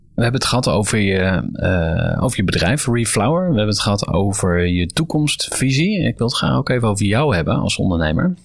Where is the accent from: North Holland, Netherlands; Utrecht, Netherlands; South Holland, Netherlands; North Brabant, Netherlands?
Utrecht, Netherlands; voor mij als Utrechter